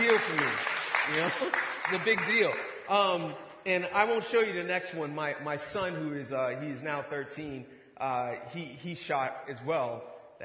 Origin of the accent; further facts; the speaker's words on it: Boston, Massachusetts, United States; now in Ohio, United States; I'm originally from Boston, Massachusetts, inner city.